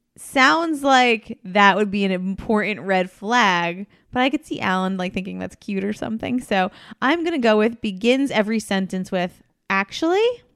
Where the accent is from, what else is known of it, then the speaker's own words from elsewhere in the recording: New Jersey, United States; we're from Jersey.